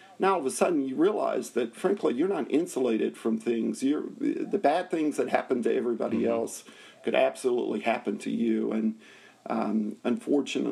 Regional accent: Nashville, Tennessee, United States; I grew up in Nashville, Tennessee

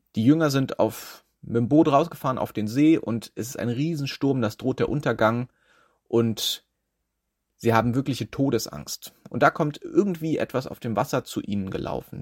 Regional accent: Schleswig-Holstein, Germany; now in Schwerin, Germany; ich bin in Schleswig-Holstein aufgewachsen

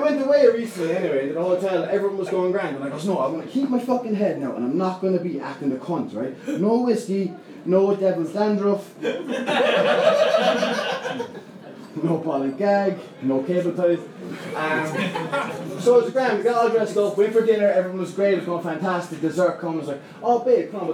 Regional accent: Limerick, Munster, Ireland; I'm from Limerick, I'm 28.

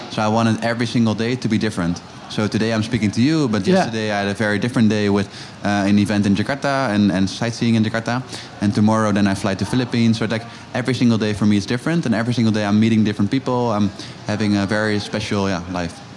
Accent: Amsterdam, North Holland, Netherlands; I'm originally from Amsterdam

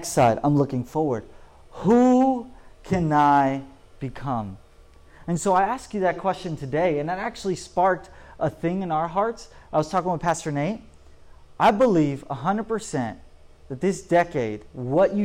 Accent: Polk County, Florida, United States; moved away as an adult; also born or lived in Orlando, Florida; now in Orange County, United States; I grew up the end of my teenage years, I grew up in Orlando, Florida, but most of it, I grew up in Polk County, Florida

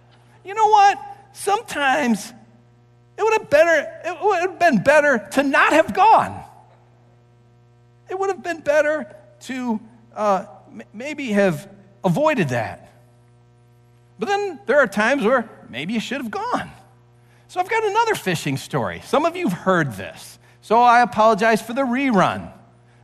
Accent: St. Clair Shores, Michigan, United States; as a kid, I grew up in St. Clair Shores, and I loved the lake

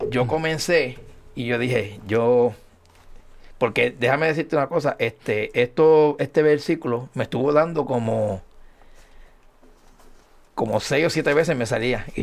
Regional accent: Añasco, Puerto Rico; como decimos allá en mi pueblo de Añasco, yo llegué bompeado.

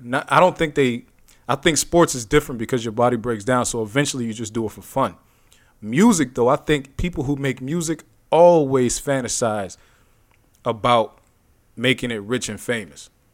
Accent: Youngstown, Ohio, United States; my hometown, Youngstown

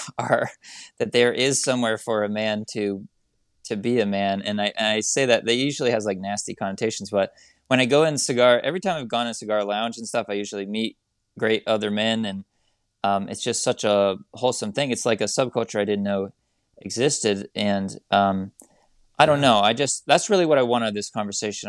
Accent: United States; as an American

